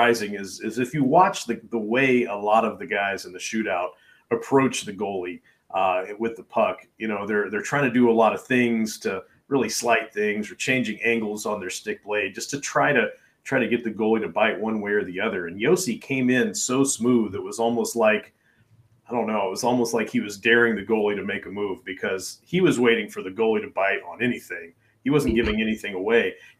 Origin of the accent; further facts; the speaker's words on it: Kentucky, United States; my hometown in Kentucky, which has like 1,450.